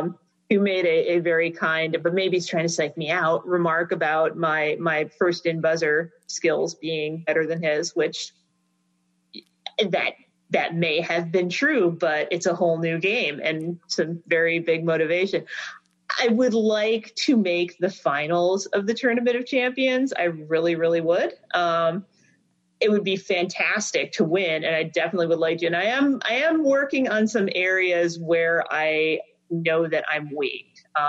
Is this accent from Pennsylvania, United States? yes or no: no; Trenton, Michigan, United States; I grew up in Trenton, so down river suburbs, down near the mouth of the Detroit River and Lake Erie. So I grew up listening to Detroit radio, Canadian radio. Apparently, when I'm in Canada, my accent is sufficiently Ontario.